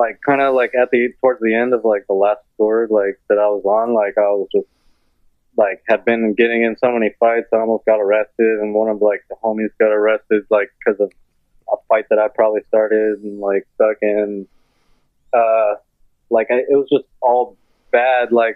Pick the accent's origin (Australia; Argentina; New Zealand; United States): United States; Orange County, California; also born or lived in Santa Barbara; I grew up in Orange County, which is like 2 hours, like, south of there